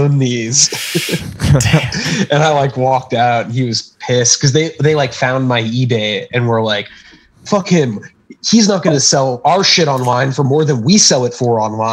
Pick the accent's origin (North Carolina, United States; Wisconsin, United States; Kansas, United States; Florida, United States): Florida, United States; moved away; I'm from Florida